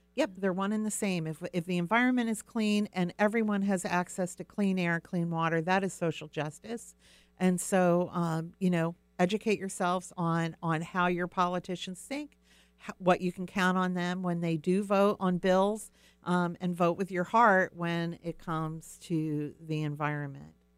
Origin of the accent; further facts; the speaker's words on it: Pine Barrens, New Jersey, United States; now in Puget Sound area, United States; I actually grew up back east. I mentioned to you earlier, I grew up in the Pine Barrens, which is a very delicate ecosystem